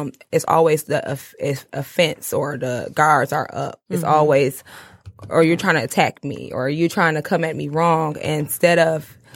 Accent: Flint, Michigan, United States; based in Warren. And but I'm from Flint.

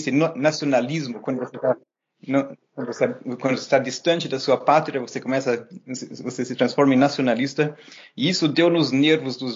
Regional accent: Germany; also born or lived in Brazil; now in Montreal, Canada; eu passei a minha infância entre a Alemanha e o Brasil. Então, eu nasci na Alemanha, mas meus pais, os dois, são brasileiros

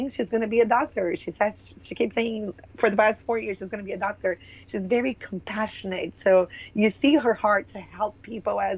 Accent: Brazil; moved away; We grew up in Brazil

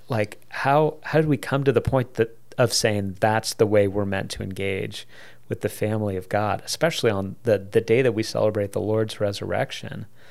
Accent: United States; us as American Christians

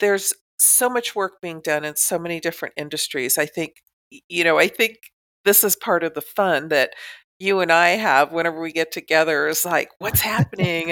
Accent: Southern California, United States; I grew up in Southern California

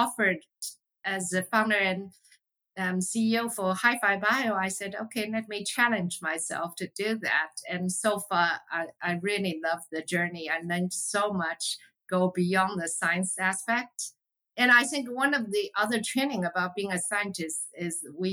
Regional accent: China; moved away as an adult; I grew up in China, so I have a natural affinity towards what's going on in Asia

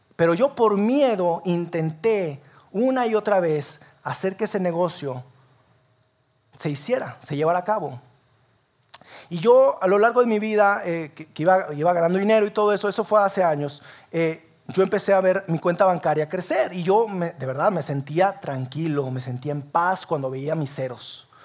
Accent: Sabinas, Coahuila, Mexico; now in Saltillo, Mexico; Yo no soy de aquí de Saltillo, yo soy de Sabina Coahuila.

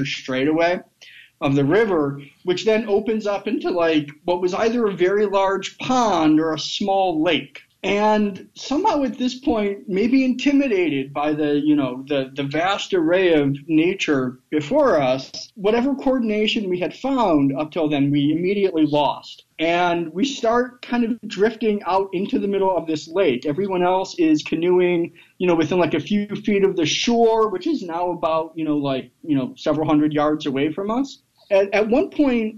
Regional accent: Michigan, United States; now in Alabama, United States; That's my home state

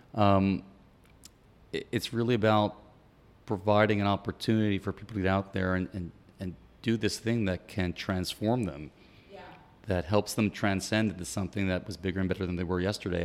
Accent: New York City, New York, United States; moved away; also born or lived in Miami; I'm originally from New York City

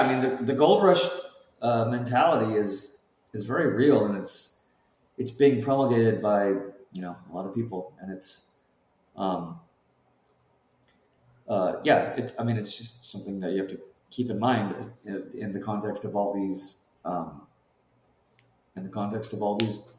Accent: California, United States; I grew up in California, so the myth and the lore of the actual gold rush is like I just grew up in it.

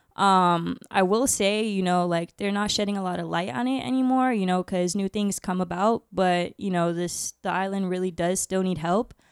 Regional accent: Orlando, Florida, United States; also born or lived in Bridgeport, Connecticut; I'm from Bridgeport, Connecticut, but I moved here to Orlando, Florida when I was, like, four, so I kinda just claim Orlando

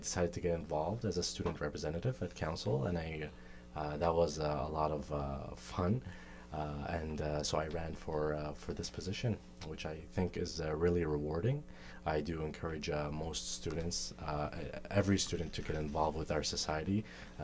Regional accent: Ottawa, Ontario, Canada; moved away; I come from Ottawa, Ontario

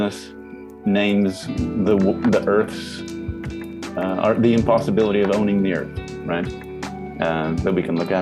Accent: Pennsylvania, United States; now in McKinney, Texas, United States; I grew up in Pennsylvania, out in the rural Appalachian Hills

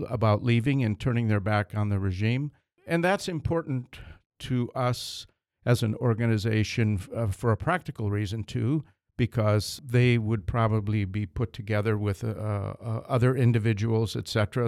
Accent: Michigan, United States; I come from Michigan

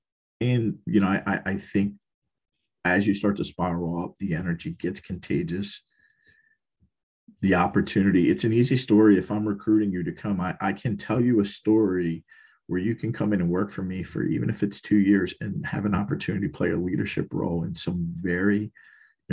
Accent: Baltimore, Maryland, United States; moved away; also born or lived in Philadelphia, Pennsylvania; I was born and raised in East Baltimore, and City Hospital was a couple blocks from where I grew up

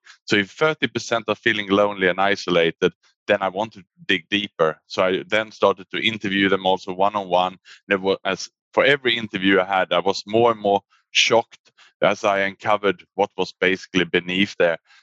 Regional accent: Sweden; moved away as an adult; also born or lived in Australia / Asia; now in Singapore; I was born in Sweden, and then I actually went to study in Australia at university.

